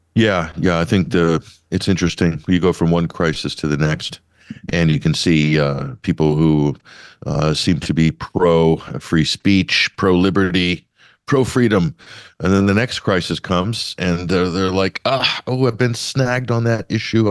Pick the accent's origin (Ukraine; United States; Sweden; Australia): United States; my values as an American